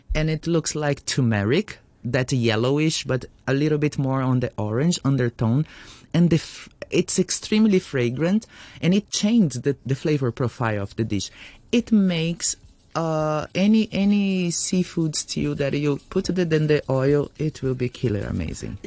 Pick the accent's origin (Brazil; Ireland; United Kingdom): Brazil